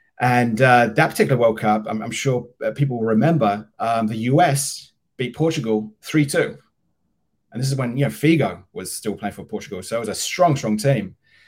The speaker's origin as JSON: {"language": "English", "town": "Harwich", "region": "East of England", "country": "United Kingdom", "tie": "born or raised there", "moved": "as an adult", "lives_now": "New York, United States", "said": "I was born in the Harwich Manningtree area. So Ipswich Town fan. My whole life. And I moved to New York. My job, just like James, my job brought me here in my early 20s, back in 2002."}